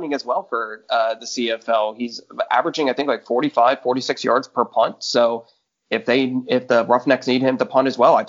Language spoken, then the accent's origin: English; Dallas, Texas, United States; I'm from the Dallas area